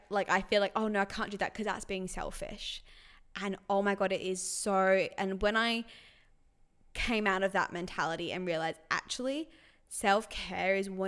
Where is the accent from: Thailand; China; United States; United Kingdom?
United Kingdom; England; Ironically, I'm English too, but but you've got the Italian.